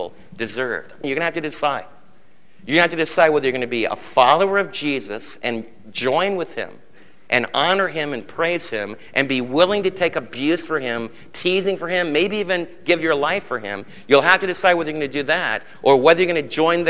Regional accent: United States; I'm an American

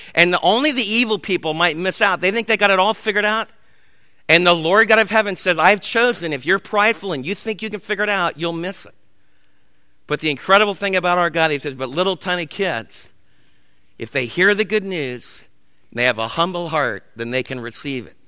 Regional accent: New York City, New York, United States; moved away; Where I was raised back in the Big Apple

